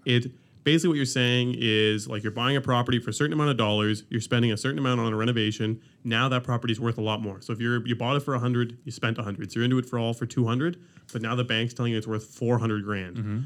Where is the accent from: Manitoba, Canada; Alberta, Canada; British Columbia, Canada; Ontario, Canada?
Ontario, Canada; now in Halifax, Canada; I'm from Ontario